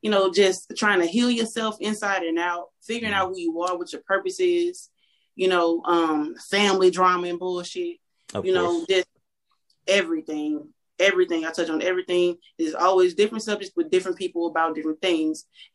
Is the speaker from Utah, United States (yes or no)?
no; Louisiana, United States; now in Texas, United States; I'm from Louisiana.